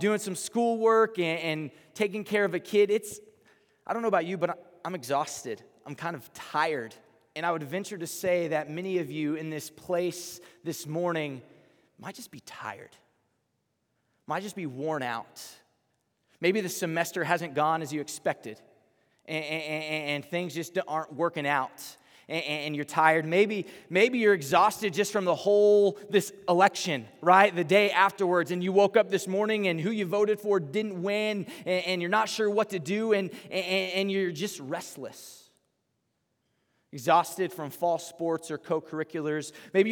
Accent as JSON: {"language": "English", "region": "Texas", "country": "United States", "accent": "southern twang", "moved": "yes", "said": "I'm from Texas, and so I'm probably gonna say y'all sometime in here"}